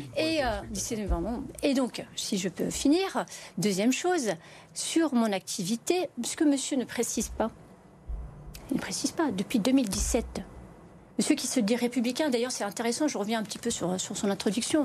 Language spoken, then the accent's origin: French; Vénissieux, Auvergne-Rhône-Alpes, France; also born or lived in Bron; je suis née au Minguettes à Vénissieux